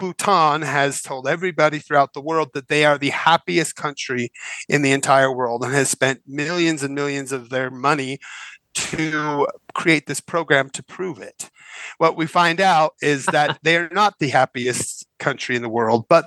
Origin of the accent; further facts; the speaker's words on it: United States; I'm American